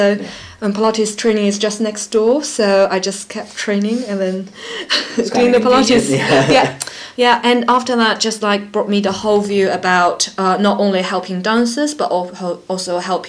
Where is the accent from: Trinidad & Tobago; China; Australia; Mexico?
China; moved away as an adult; now in London, United Kingdom; And I came over to London from China because I was learning about dance science program for my master's degree.